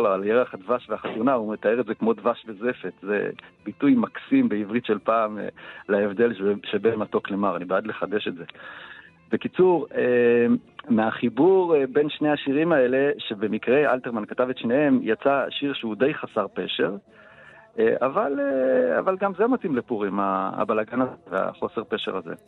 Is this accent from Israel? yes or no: yes; Jerusalem, Jerusalem District, Israel; כשהייתי ילד קטן בירושלים